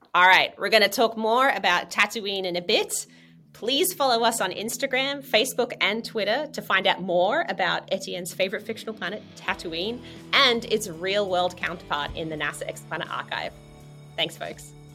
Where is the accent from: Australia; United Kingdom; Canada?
Australia; now in United States; I'm from Australia originally, and now I've been in the US for 15 years